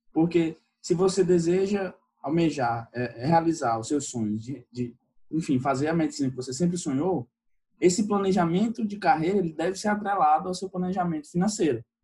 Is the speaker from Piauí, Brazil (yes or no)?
yes; Teresina, Piauí, Brazil; eu sou do Piauí, sou da capital do Piauí